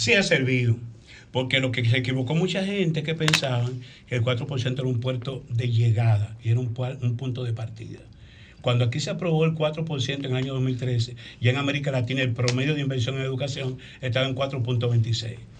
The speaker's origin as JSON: {"language": "Spanish", "country": "Dominican Republic"}